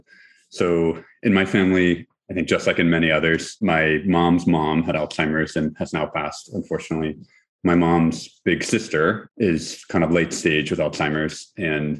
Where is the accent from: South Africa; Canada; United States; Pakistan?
United States; Houston, Texas; now in Berkeley, United States; I'm from Houston, Texas, originally, and really feel like a Texan